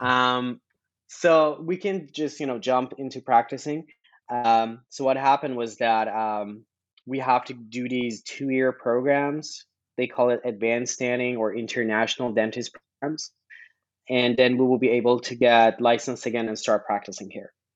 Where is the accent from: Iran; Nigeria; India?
Iran; moved away as an adult; now in Canada; born and raised in Iran